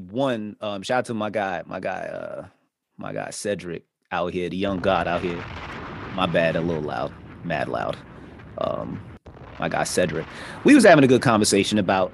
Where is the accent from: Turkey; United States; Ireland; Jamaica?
Jamaica; I'm Jamaican